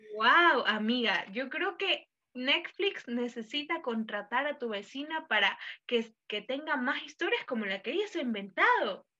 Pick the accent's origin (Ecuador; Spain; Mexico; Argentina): Ecuador; los ecuatorianos somos súper solidarios que siempre pedimos yapa en todo